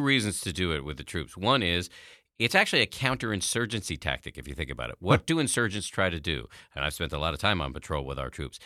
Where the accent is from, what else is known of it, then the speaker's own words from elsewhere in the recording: Massachusetts, United States; I was raised in the People's Republic of Massachusetts by a pair of atheist scientists